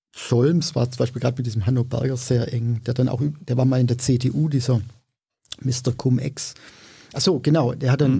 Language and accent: German; Swabia, Germany; ich bin Schwabe